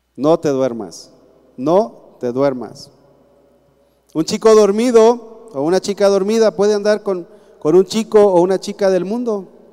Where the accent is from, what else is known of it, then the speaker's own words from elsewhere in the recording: Mexico; yo soy cristiano y después mexicano.